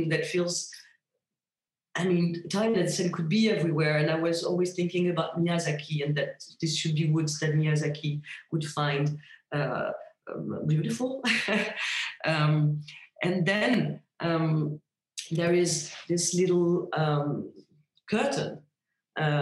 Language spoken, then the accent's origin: English; a suburb 30 km from Paris, Île-de-France, France; now in Paris, France; it's my hometown. It's a suburb, 30 kilometers from Paris